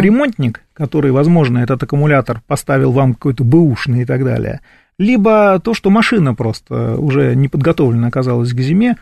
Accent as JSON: {"language": "Russian", "region": "Moscow", "country": "Russia"}